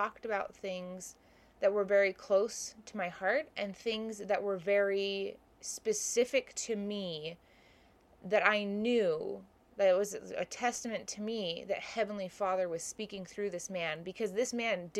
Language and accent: English; Hawaii, United States; The stake I grew up in Hawaii, was pretty large